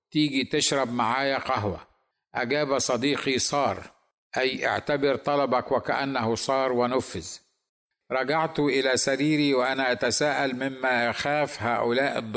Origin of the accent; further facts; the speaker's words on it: Egypt; البلد الذي اثق ان لديهم حريه دينيه اكثر من جميع البلدان العربيه بما فيهم بلدي مصر